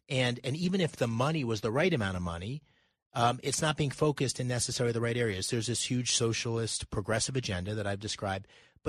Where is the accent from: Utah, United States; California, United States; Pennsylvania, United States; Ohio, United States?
Pennsylvania, United States; I grew up in Pennsylvania. I'm 57. I've spent 35 plus years in Pennsylvania. I ran a company there. I grew up there, played sports there.